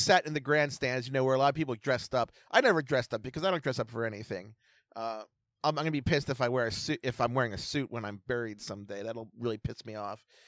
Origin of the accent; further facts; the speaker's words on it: Baltimore, Maryland, United States; I'm from Baltimore